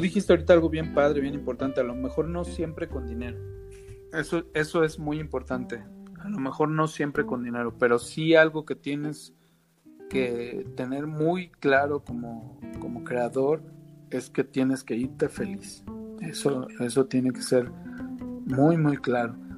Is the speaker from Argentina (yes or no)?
no; Veracruz, Mexico; soy veracruzano